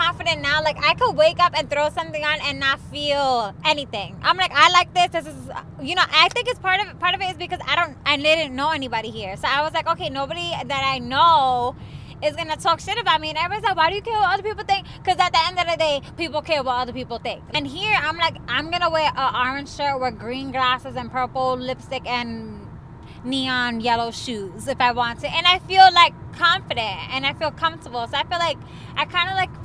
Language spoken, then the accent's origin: English; New York, United States; moved away as an adult; now in Texas, United States; I'm from New York